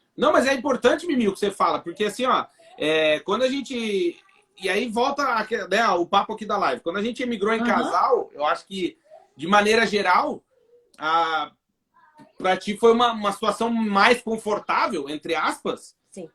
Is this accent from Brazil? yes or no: yes; Brazil; moved away as an adult; now in Portugal; Falei, do Brasil.